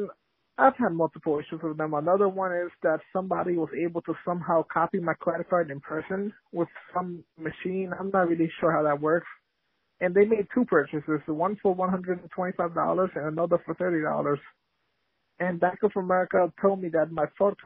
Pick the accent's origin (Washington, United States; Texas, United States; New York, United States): New York, United States; New York City; I'm from Queens in New York City.